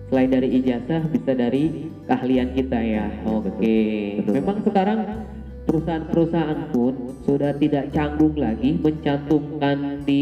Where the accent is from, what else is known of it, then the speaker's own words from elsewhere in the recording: Pangandaran, West Java, Indonesia; Pangandaran pak.